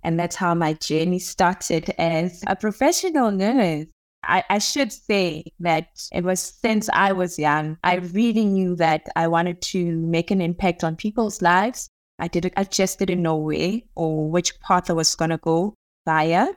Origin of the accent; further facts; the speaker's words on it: Nigel, Gauteng, South Africa; I grew up in Duduza. It's a very small township